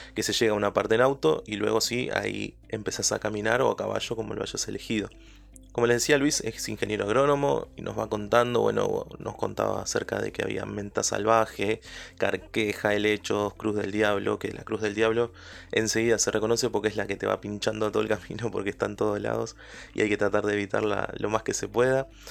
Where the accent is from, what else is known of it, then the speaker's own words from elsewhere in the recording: Uruguay; mi país, por Uruguay